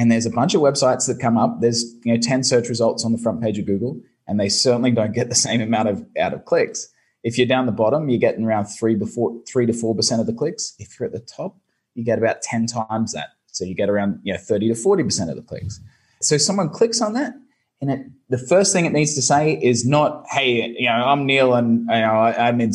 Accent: Brisbane, Queensland, Australia; moved away as an adult; now in Ho Chi Minh City, Vietnam; I'm here in Saigon in Vietnam, but originally from Brisbane, Australia.

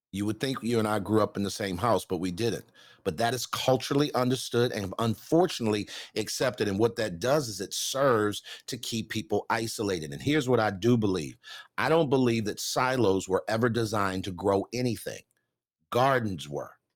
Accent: Baltimore, Maryland, United States; I grew up in South Baltimore, uh, single parent home.

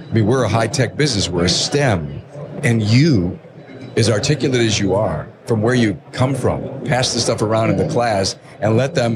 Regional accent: East Coast, United States; I'm from the East Coast.

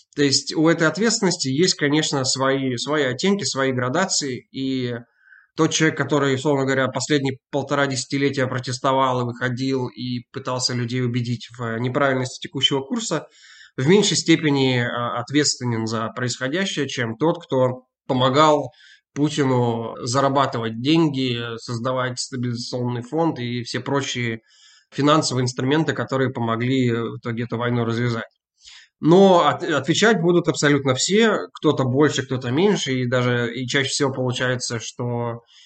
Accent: Novosibirsk, Novosibirsk Oblast, Russia; now in Glasgow, United Kingdom; я сам родом из Новосибирска

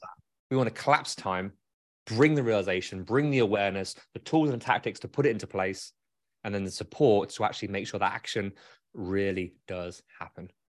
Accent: United Kingdom; now in Grand Rapids, United States; as a Brit

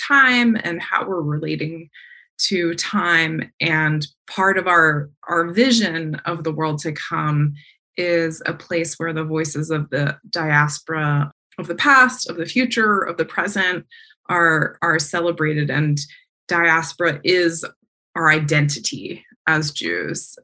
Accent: East Coast, United States; the fireflies I grew up around on the East Coast

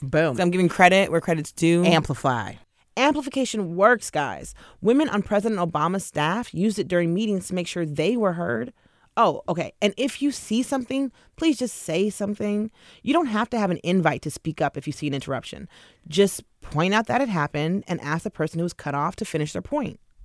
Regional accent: Seattle, Washington, United States; my hometown of Seattle

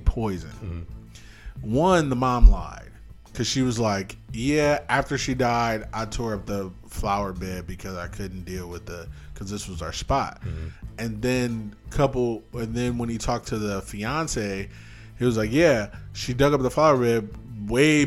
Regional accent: United States; as an American.

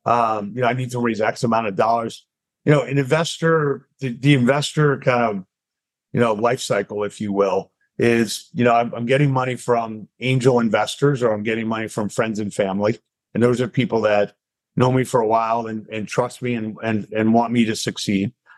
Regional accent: Long Island, New York, United States; moved away as an adult; also born or lived in Atlanta; I grew up in Long Island, went to Emory, right by you down in Atlanta, undergrad

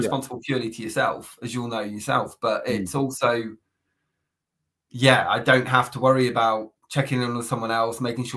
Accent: Plymouth, South West England, United Kingdom; moved away as an adult; now in Birmingham, United Kingdom; I'm originally from Plymouth. So I grew up there for 20 years

